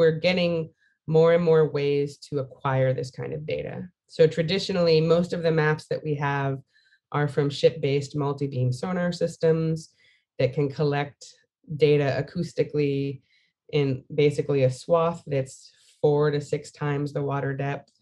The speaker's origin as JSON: {"language": "English", "country": "United States", "said": "it's an interesting thing being an American"}